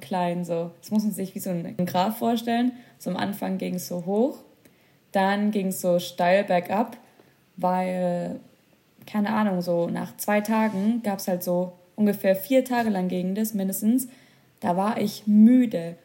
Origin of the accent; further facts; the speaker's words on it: Germany; bei uns in Deutschland